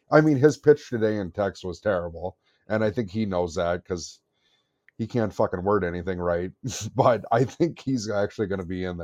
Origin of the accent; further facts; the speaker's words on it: North Dakota, United States; I'm from North Dakota.